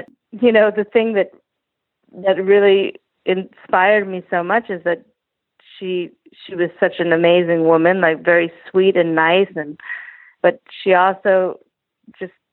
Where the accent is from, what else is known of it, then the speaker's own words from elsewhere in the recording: Los Angeles, California, United States; I grew up in Los Angeles, surrounded by a lot of other entertainers